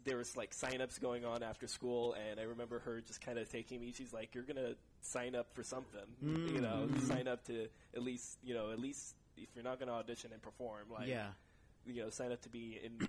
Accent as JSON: {"language": "English", "town": "Livermore", "region": "California", "country": "United States", "tie": "born or raised there", "also_born_or_lived": "San Jose, California"}